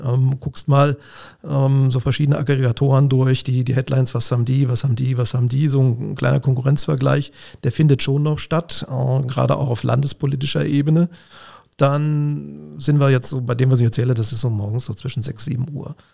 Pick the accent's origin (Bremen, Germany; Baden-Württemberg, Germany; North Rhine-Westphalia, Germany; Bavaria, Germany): North Rhine-Westphalia, Germany; Siegen; moved away as an adult; also born or lived in Mainz; now in Koblenz, Germany; Ich stamme aus dem Siegerland, ich komme tatsächlich aus Siegen, da bin ich geboren